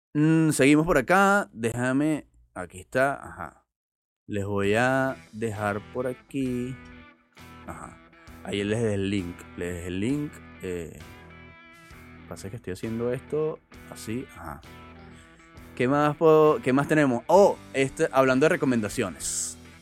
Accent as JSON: {"language": "Spanish", "country": "Venezuela", "said": "están en mi país"}